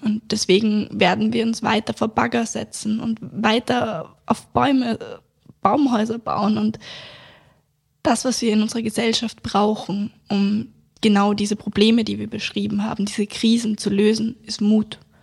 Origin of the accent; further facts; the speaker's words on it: Vienna, Austria; bei uns in Wien